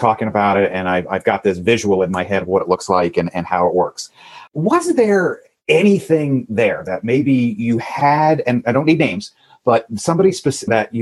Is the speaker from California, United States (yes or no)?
no; Long Island, New York, United States; I'm born and raised in New York. I'm out on Long Island